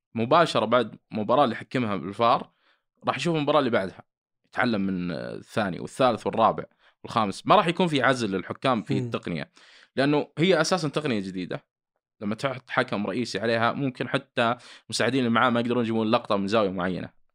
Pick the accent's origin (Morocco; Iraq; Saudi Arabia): Saudi Arabia; عندنا في السعوديه